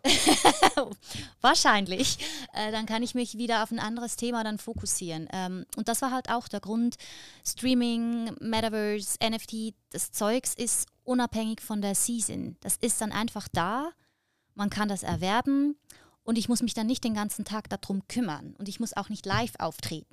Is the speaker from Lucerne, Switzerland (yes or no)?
yes; Lucerne, Switzerland; im Kanton Luzern, wo ich herkomme, gibt es viel Hochwasser